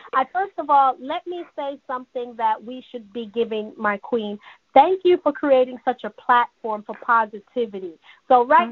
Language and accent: English; New York City, New York, United States; also born or lived in Jamaica; now in Georgia, United States; My dad, my granddad raised me in Jamaica. You know, I'm Jamaican and Cuban, raised in Brooklyn, New York